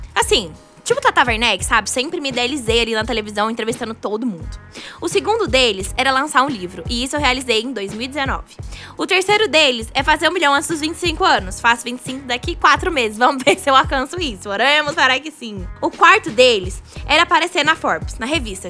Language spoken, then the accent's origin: Portuguese; Goiânia, Goiás, Brazil; sou de Goiânia, sou uma brasileira comum